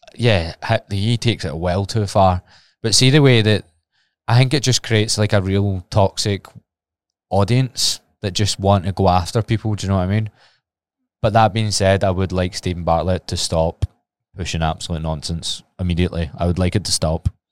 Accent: Glasgow, Scotland, United Kingdom; it's my hometown

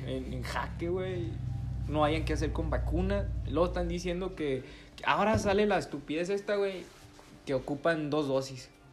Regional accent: Mexico; nosotros como mexicanos

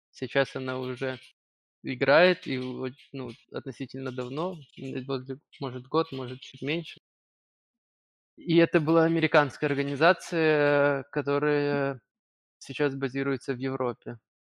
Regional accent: Kyiv, Ukraine; я один из Киева

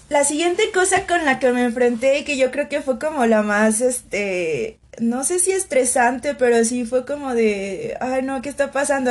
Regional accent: Aguascalientes, Mexico; also born or lived in Santiago, Chile; soy mexicana

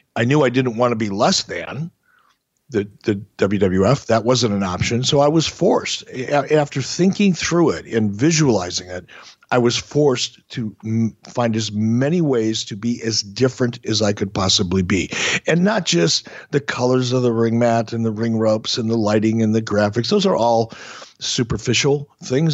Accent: Minneapolis, Minnesota, United States; also born or lived in Detroit, Michigan; my wrestling fandom in Minneapolis

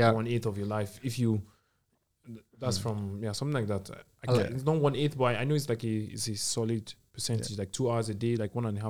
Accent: Nigeria; now in Germany

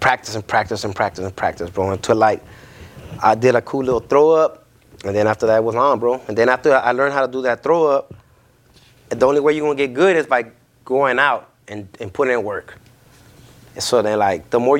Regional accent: Los Angeles, California, United States; we are from Miss City

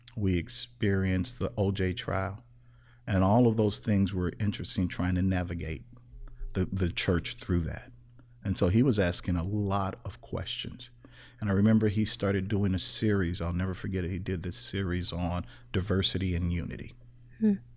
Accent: Chicago, Illinois, United States; Growing up in Chicago, I interacted with all kinds of people

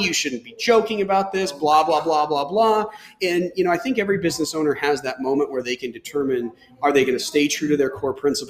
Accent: Texas, United States; I grew up in Texas

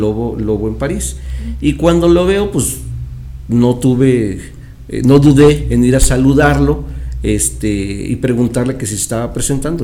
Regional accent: Chihuahua, Mexico; moved away as an adult; also born or lived in Mexico City; Yo soy originario de Chihuahua. Pero en ese entonces yo vivía en la Ciudad de México

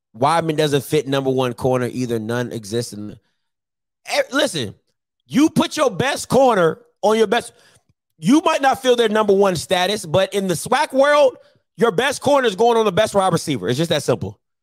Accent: Maryland, United States; now in Jackson, United States; when I was growing up in Maryland

